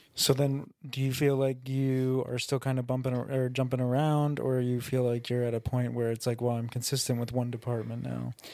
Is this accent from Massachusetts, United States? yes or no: no; New York, United States; we're both from New York. We're both from different towns in New York